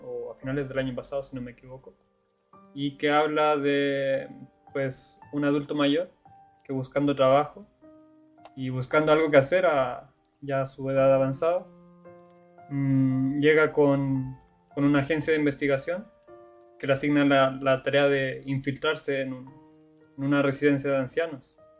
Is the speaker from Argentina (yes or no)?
no; Chile; moved away; del país de donde yo vengo